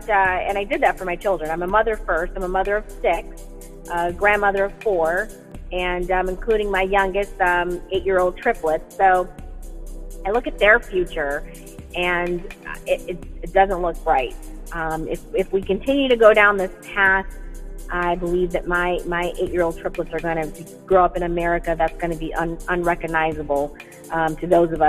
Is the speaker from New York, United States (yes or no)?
no; Wisconsin, United States; moved away as an adult; also born or lived in Southern California; now in California, United States; I'm originally from Wisconsin, and yes, I'm a cheesehead Packer fan. I born and raised there in the frozen tundra, but I'm a SoCal transplant about 20 years ago.